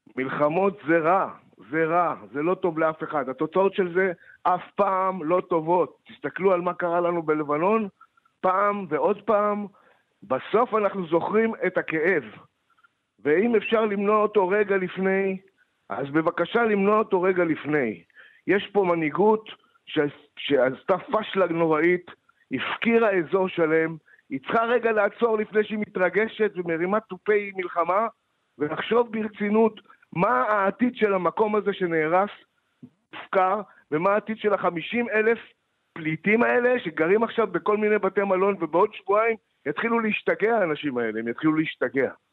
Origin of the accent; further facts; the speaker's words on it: Moshav Yesha, western Negev, Southern District, Israel; אני גדלתי שם